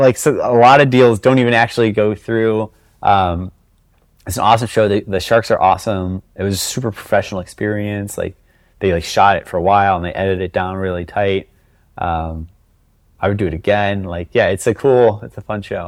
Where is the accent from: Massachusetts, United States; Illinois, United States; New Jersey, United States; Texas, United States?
Illinois, United States; Chicago; growing up in Chicago in the nineties